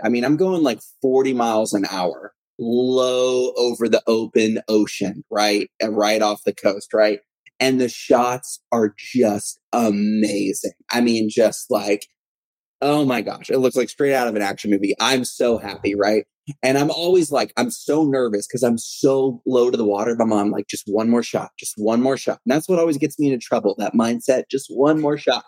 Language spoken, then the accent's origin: English; Texas, United States; I'm from Texas, uh, born and raised, Texas native